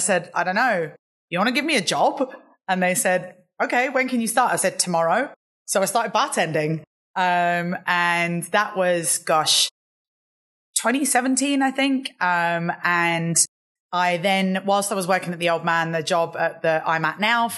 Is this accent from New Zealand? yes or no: no; London, United Kingdom; I'm originally from London. My accent, although I probably sound British, it's a little bit mixed up now. But yeah, originally from London